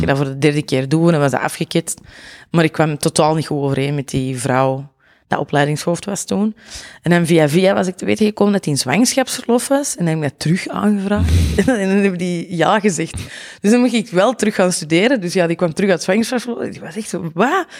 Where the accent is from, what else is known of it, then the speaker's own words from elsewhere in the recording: Mortsel, Flanders, Belgium; accent: Antwerp; also born or lived in Zurenborg, Antwerp; now in Antwerp, Belgium; ik ben origineel, zal ik maar zeggen, van Mortsel Boeghout. Eh, en op mijn 17 ben ik op Zurenborg komen wonen